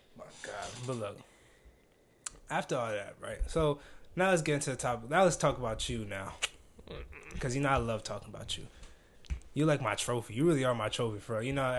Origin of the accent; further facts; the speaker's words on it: East Coast, United States; because, like, we're from the East Coast, so your teammates were mostly from the West Coast